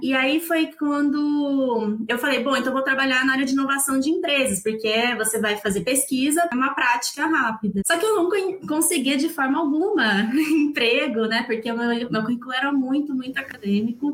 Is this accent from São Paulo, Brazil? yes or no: yes; Campinas, São Paulo, Brazil; Eu sou de Campinas